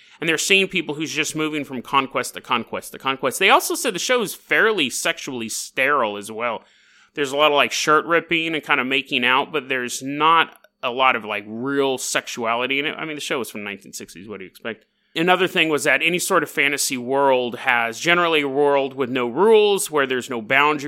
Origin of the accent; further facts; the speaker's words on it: Canada; hey, oi, matey, I'm from Canada.